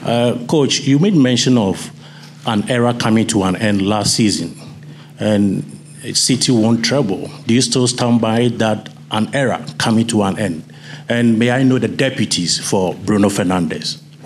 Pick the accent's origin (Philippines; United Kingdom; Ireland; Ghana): Ghana; I'm from Ghana